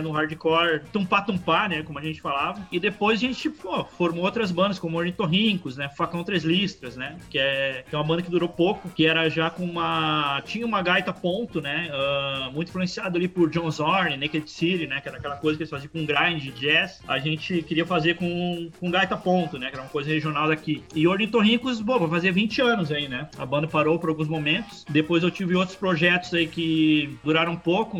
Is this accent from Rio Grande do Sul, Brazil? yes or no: yes; Santo Antônio da Patrulha, Rio Grande do Sul, Brazil; eu sou do interior do Rio Grande do Sul, né? Uma cidade chamada Santo Antônio da Patrulha